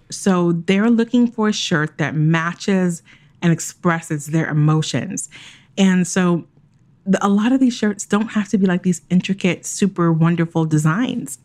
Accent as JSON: {"language": "English", "country": "Jamaica", "said": "I'm Jamaican"}